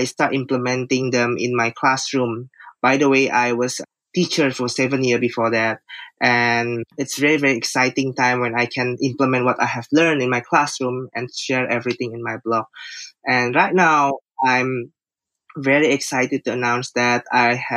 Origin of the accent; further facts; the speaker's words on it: Jakarta, Indonesia; I'm from Jakarta, Indonesia.